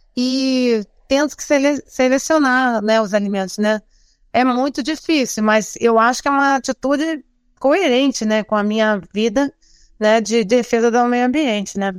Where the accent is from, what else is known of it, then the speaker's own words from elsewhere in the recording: Rio de Janeiro, Brazil; moved away; nasci no Rio de Janeiro, vivi lá a maior parte da minha vida